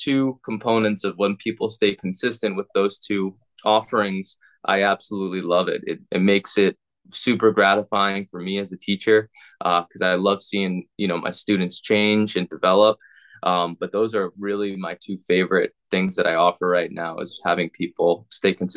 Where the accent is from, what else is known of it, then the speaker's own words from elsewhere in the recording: Long Island, New York, United States; now in St. Petersburg, United States; I grew up in Long Island, New York